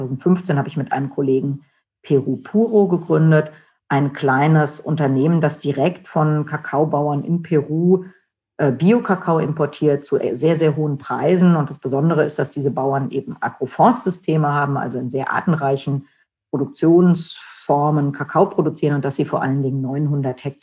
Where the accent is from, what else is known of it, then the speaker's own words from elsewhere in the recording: Germany; den wichtigsten äh, Schritt in äh, meinem Heimatland äh, versäumt, denn während der deutschen Wiedervereinigung, während des Falls der Mauer war ich nicht in Deutschland, sondern in den USA